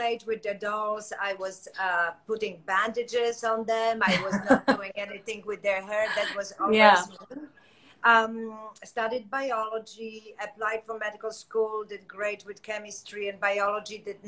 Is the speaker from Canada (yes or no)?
no; Poland; moved away as an adult; now in United States; 2 years, I was an esthetician in Poland